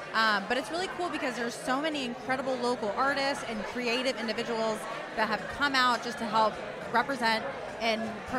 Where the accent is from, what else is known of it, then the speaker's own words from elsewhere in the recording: Tampa, Florida, United States; being born and raised in the Tampa Bay area